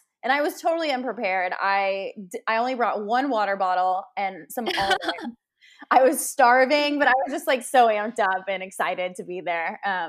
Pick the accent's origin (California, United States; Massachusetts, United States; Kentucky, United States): Kentucky, United States; I was coming from out of state. I was coming from Kentucky. I moved mm-hmm. to the East Coast.